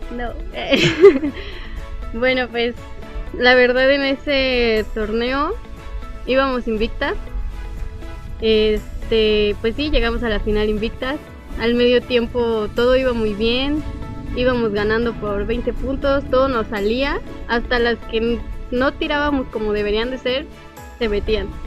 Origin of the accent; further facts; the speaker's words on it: Guanajuato, Mexico; now in Puebla, Mexico; ahorita somos cuatro guanajuatenses que estamos en Puebla